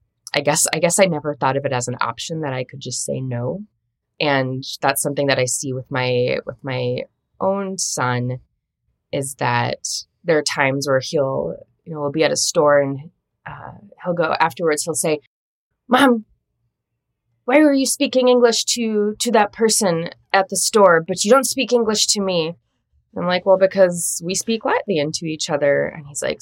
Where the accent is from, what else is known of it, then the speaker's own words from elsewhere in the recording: Minnesota, United States; I grew up in Minnesota